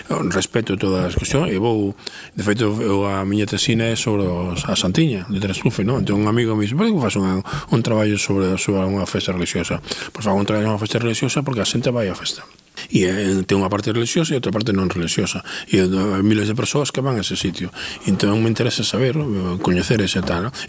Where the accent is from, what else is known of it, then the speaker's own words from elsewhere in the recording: Muxía, Galicia, Spain; eu son dunha parroquia, non son de, de, de non son do Concello de Muxía, son dunha parroquia, do, agora pertenece ao Concello de Muxía